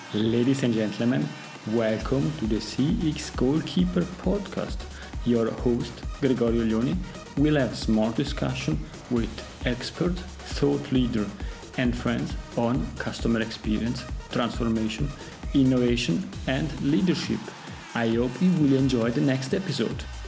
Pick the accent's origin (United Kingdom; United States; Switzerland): Switzerland; I am coming from Switzerland